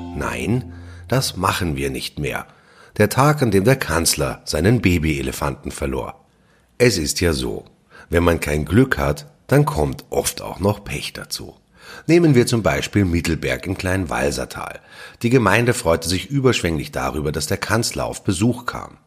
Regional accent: Austria

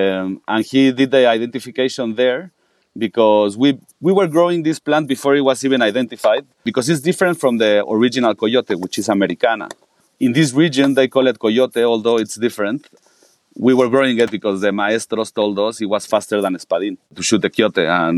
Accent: Mexico City, Mexico; also born or lived in Oaxaca City, Mexico; I was born in Oaxaca City in 1986, and I grew up mostly in Mexico City. My dad is from Oaxaca. My mother is Lebanese. She also grew up in Mexico.

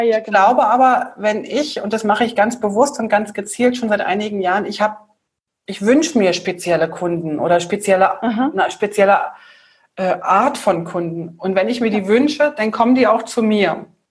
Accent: Berlin, Germany; ich bin in Berlin aufgewachsen, Bahnhof Zoo

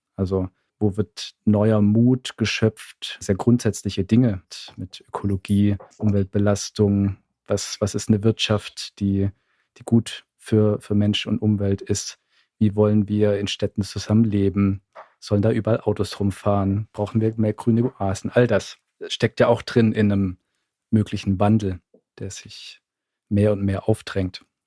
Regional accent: Southern Germany, Germany; Ich komme ja aus dem Süden

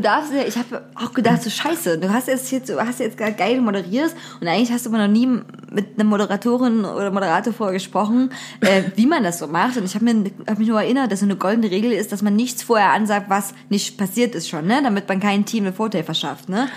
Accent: Zwickau, Saxony, Germany; in meiner Heimatstadt los ist. Zwickau

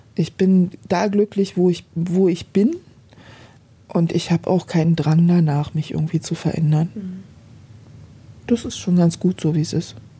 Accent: Berlin, Germany; Also Berlin ist, ist meine Heimat, wird es immer sein

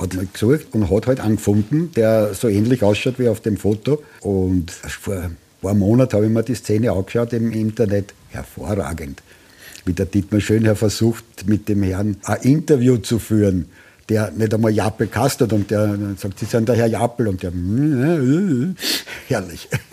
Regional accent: Austria; also born or lived in Tuscany, Italy; ich als Österreicher

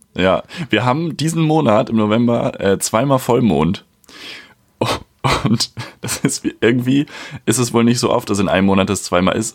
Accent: a village in Schleswig-Holstein, Germany; now in Hamburg, Germany; ich bin ja auch auf dem Dorf aufgewachsen bei meiner Mama

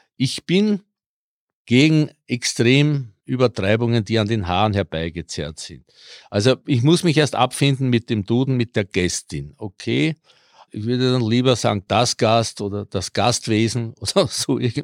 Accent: Vienna, Austria; accent: Viennese; first language Croatian; German is a second language; also born or lived in Burgenland; vor allem als Kroat, ich bin ja mit vier nach Wien gekommen, konnte nicht Deutsch

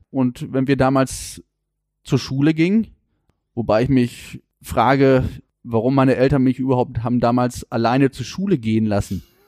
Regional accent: Warendorf, North Rhine-Westphalia, Germany; Ich bin also wirklich mitten in der Innenstadt groß geworden

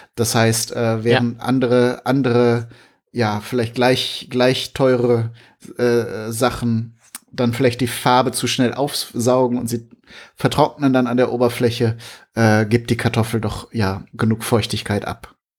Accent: Germany; bei uns in Deutschland

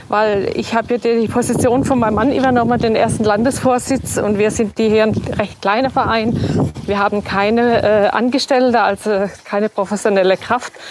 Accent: Schwaigern, Baden-Württemberg, Germany; now in Ingelheim, Germany; Nein, ich komme ja aus der Rotweinstadt Schweigern und bin in die Rotweinstadt äh, Ingelheim gezogen.

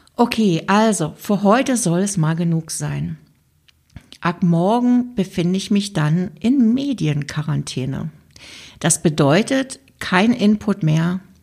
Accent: Germany; now in Switzerland; weil ich in der Schweiz lebe und mich natürlich auch interessiert, was in meiner Heimat gerade so passiert

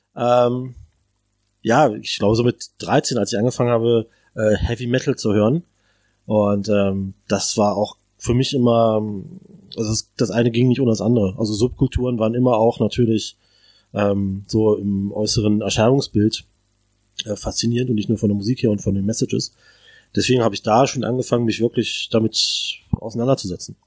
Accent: Braunschweig, Lower Saxony, Germany; moved away as an adult; now in Berlin, Germany; ich komme aus Braunschweig, äh, ehemals Zonen.

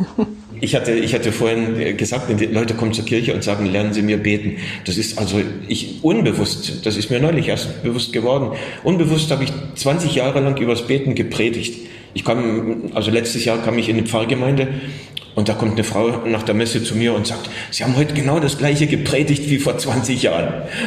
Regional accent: Germany; first language German; moved away as an adult; also born or lived in Dresden; now in Saratov, Russia; dass ich Deutscher bin

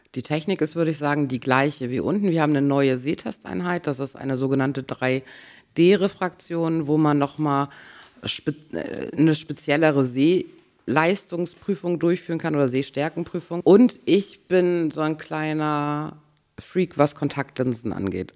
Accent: Grove, Schleswig-Holstein, Germany; also born or lived in Schwarzenbek; Also ich komme aus Grove und da werde ich auch alt.

